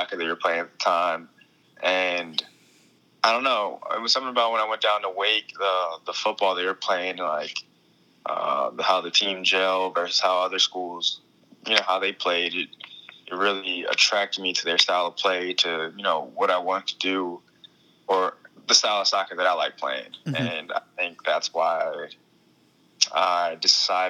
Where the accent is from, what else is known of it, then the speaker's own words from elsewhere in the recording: Baltimore, Maryland, United States; I'm from Baltimore, Maryland